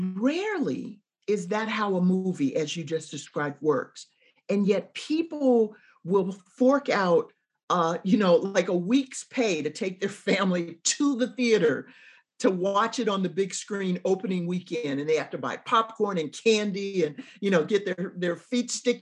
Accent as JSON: {"language": "English", "town": "Chicago", "region": "Illinois", "country": "United States", "tie": "born or raised there", "also_born_or_lived": "Michigan / Kentucky", "moved": "as an adult", "said": "I'm from the South Side of Chicago and I'm a Cubs fan"}